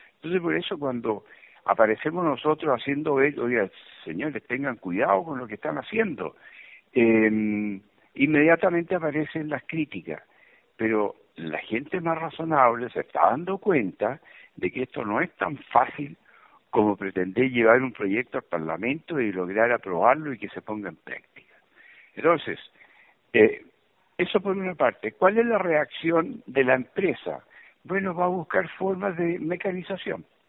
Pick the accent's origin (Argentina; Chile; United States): Chile; uno como chileno